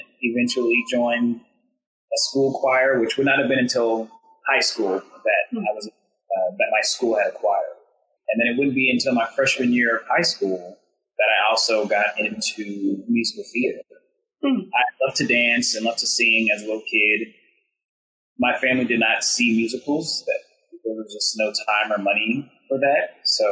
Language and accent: English; Blue Springs, Missouri, United States; I grew up in Blue Springs, Missouri, which is a suburb of Kansas City, Missouri.